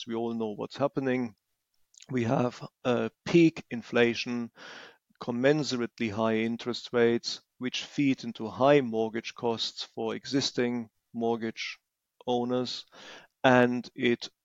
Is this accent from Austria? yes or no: no; Germany; moved away as an adult; now in England, United Kingdom; I was born in Germany and lived there for decades